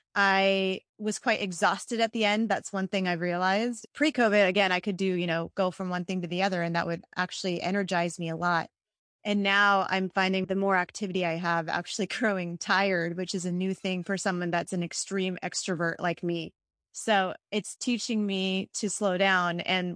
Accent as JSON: {"language": "English", "country": "India", "said": "Actually, I was born in India. My family was Christian and is Christian. And so 2% of India is Christian"}